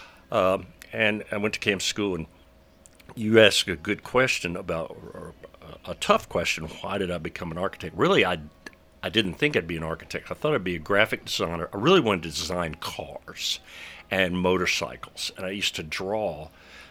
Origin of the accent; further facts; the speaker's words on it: Murfreesboro, Tennessee, United States; also born or lived in Nashville, Tennessee / Philadelphia / Paris; I was born in Nashville, and my parents moved to Murfreesboro. My dad got a job at teaching at MTSU. This was in 1960